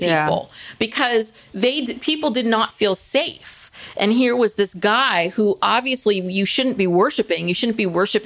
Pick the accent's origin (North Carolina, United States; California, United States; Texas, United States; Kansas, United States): California, United States; we grew up in California